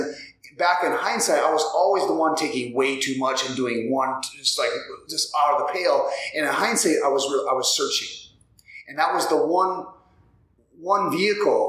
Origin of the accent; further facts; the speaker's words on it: South Dakota, United States; moved away as an adult; now in Minneapolis, United States; I grew up in South Dakota, graduated high school in 1993.